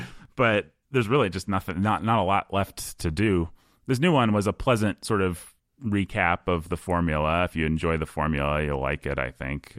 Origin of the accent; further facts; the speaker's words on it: Bloomington, Indiana, United States; I grew up in the Midwest. I grew up in Bloomington, Indiana